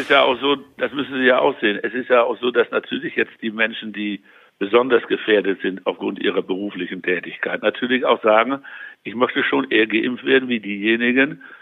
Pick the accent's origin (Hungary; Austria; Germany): Germany; North Rhine-Westphalia; Also ich würde mal so sagen, als Westfale würde ich, ja, wenn ich sowas in der Nachbarschaft organisieren würde, fände ich gegen Bier nicht so viel einzuwenden